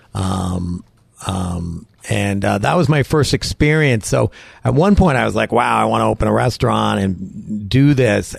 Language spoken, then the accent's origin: English; Wilton, Connecticut, United States; moved away as an adult; also born or lived in Westport, Connecticut; now in New Hampshire, United States; I'm from Westport, Wilton, Connecticut. Okay. I went to Wilton High School, Wilton Warriors.